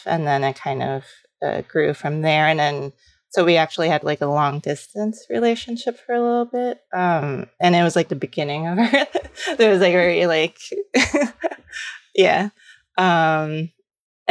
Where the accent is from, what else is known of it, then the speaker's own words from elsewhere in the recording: New York City, New York, United States; also born or lived in Los Angeles; I'm from New York City, but I lived in LA after college